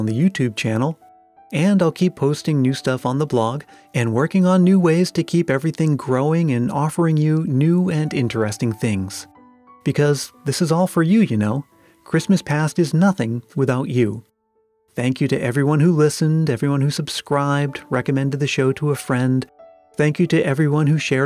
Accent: Massachusetts, United States; my home state, that story is set in Lowell, Massachusetts

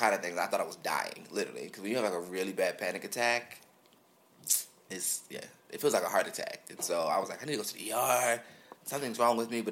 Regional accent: Philadelphia, Pennsylvania, United States; I grew up in North Philly

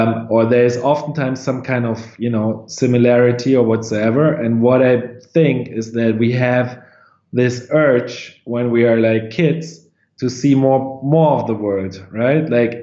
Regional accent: Lower Saxony, Germany; In close to Hanover, in northwestern part.

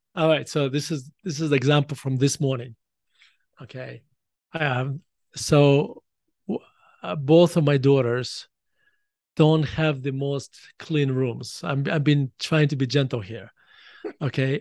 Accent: Russia; moved away as an adult; now in United States; the education system I was exposed to when I was growing up in Russia

